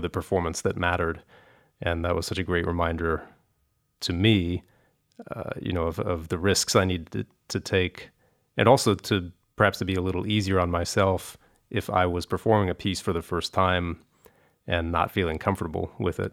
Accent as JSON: {"language": "English", "region": "Kentucky", "country": "United States", "tie": "born or raised there", "said": "I grew up in Kentucky"}